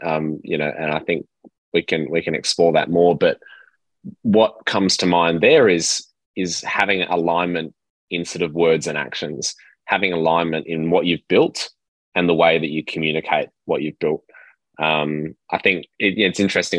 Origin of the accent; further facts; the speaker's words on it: Perth, Western Australia, Australia; I grew up in Perth, uh, Western Australia